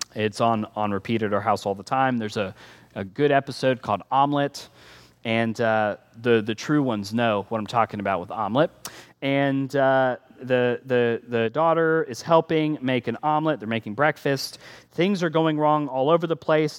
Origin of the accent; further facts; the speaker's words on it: United States; we're American